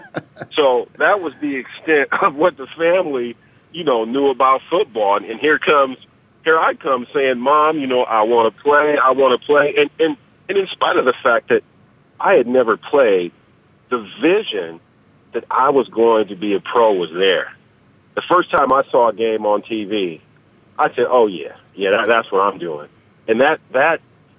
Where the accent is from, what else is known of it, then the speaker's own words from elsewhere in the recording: San Diego, California, United States; I grew up in San Diego. I was born in San Diego